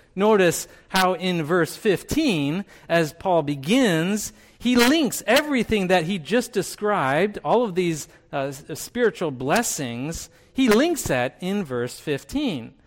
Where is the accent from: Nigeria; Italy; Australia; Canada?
Canada; moved away; I grew up in Canada. I identify as a Canadian when it's appropriate for me